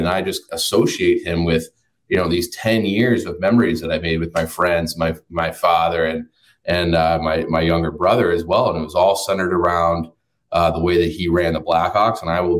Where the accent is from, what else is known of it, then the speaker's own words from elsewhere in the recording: Chicago, Illinois, United States; a kid growing up in Chicago